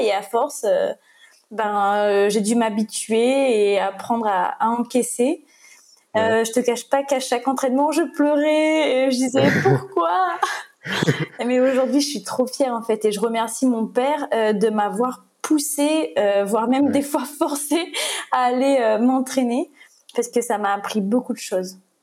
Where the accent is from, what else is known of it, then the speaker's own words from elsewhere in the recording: Le Tampon, Réunion; moved away; moi j'ai grandi au Trois-Mars, au Tampon